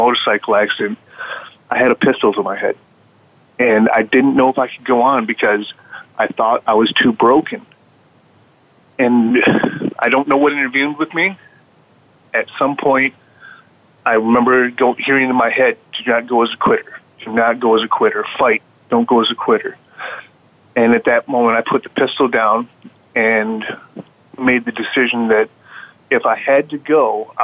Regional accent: Midwest, United States; we grew up in the Midwest in the 70s

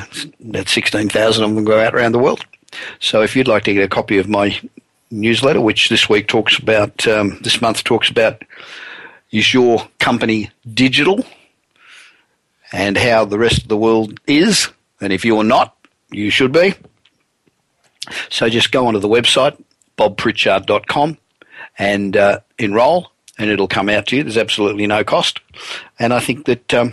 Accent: Sydney, New South Wales, Australia; now in United States; Sydney, Australia, which is really my hometown

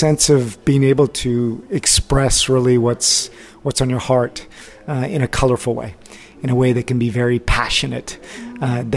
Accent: United States; moved away as an adult; now in France; growing up in the States

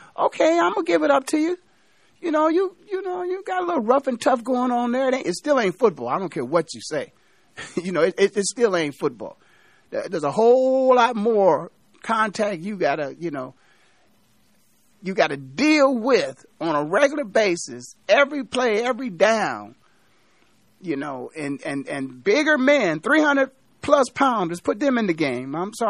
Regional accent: Canton, Ohio, United States; Born and raised in Canton, Ohio, the Hall of Fame city

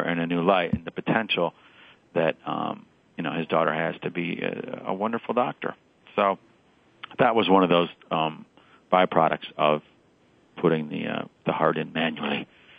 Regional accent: Midwest, United States; you know, I'm from the Midwest, right? So I got to go with anyone who touches the Great Lakes, which has to be Wisconsin.

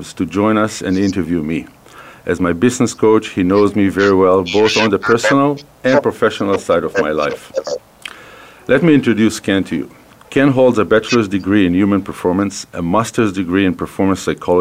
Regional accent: Haifa, Haifa District, Israel; accent: Israeli; English is a second language; moved away as an adult; now in Calgary, Canada; I'm originally from Israel. The accent is an Israeli accent, born, raised in Israel

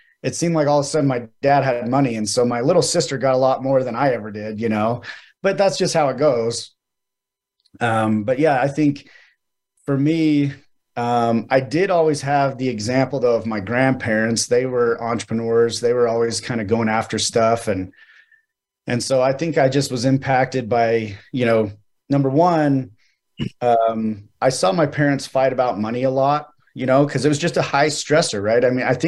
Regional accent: Mesa, Arizona, United States; I was born in Mesa, Arizona

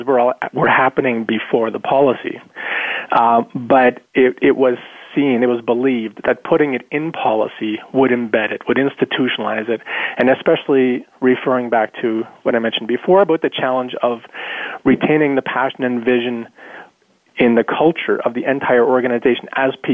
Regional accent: rural Manitoba, Canada; also born or lived in South America; I grew up in South America with parents who were involved in community work. And then I grew up in rural Manitoba

